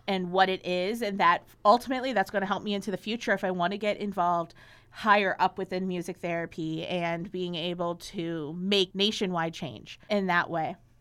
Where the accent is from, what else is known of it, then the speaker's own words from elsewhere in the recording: Chicago, Illinois, United States; also born or lived in Athens, Ohio; I grew up in Chicago